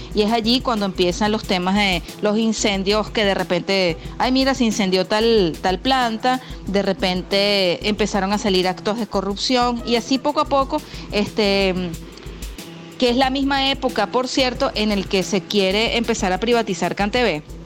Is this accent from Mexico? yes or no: no; Venezuela; teníamos una fisionomía como venezolanos